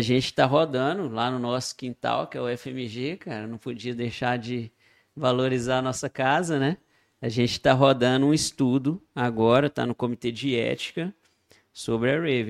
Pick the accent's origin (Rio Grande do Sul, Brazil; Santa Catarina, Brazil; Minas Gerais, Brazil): Minas Gerais, Brazil; Itabira; lá de Itabira, minha cidade natal